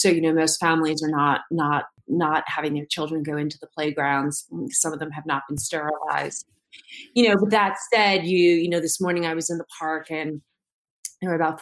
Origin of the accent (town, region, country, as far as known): New York City, New York, United States; born or raised there